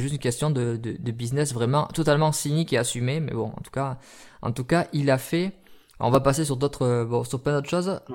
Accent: France; chez nous en France

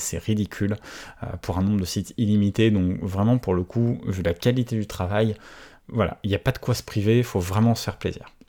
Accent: France; je suis français

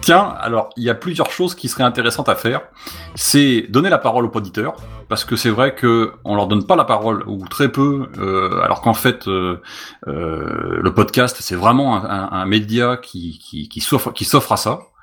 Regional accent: Bordeaux, Nouvelle-Aquitaine, France

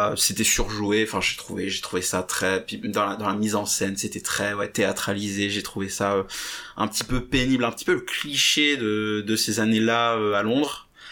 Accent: France; je suis français

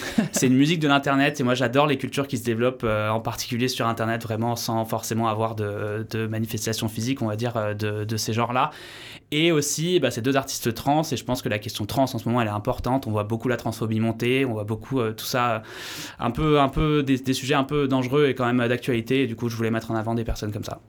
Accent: Paris region, Île-de-France, France; moved away as an adult; also born or lived in Vienna, Austria / Bordeaux; now in Landes, France; je suis originaire de région parisienne

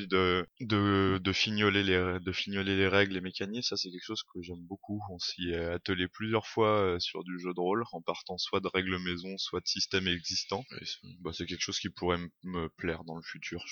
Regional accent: Grenoble, Auvergne-Rhône-Alpes, France; je viens de Rhône-Alpes, de Grenoble plus précisément

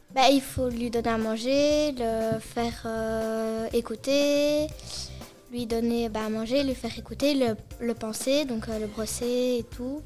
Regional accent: Wavreille, Wallonia, Belgium; je viens de Wavreil

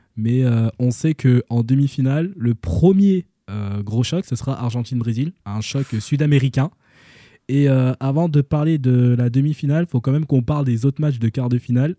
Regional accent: Senegal; en tant que Sénégalais

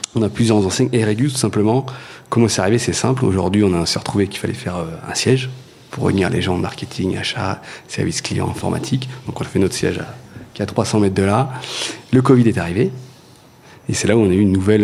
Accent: Montluçon, Auvergne-Rhône-Alpes, France; je suis de Montluçon à la base

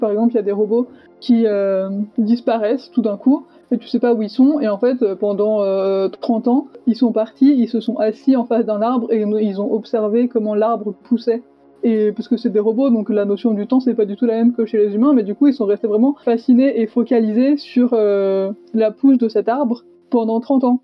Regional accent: Savoie, Auvergne-Rhône-Alpes, France; now in Nancy, France; je suis savoyarde

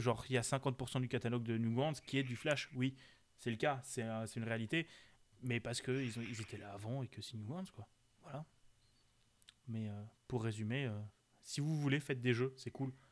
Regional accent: Alsace, Grand Est, France; Chez nous, euh, on est pas mal aussi. On est en Alsace

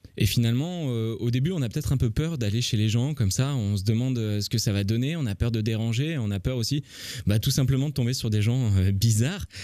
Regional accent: France; j'habite en France, je suis français

